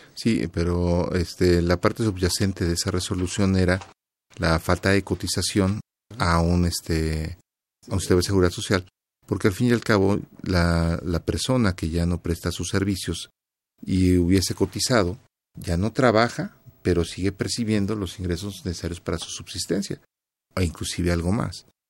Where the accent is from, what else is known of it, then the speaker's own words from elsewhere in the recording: Mexico; como mexicanos y viendo cómo nos desarrollamos en otros países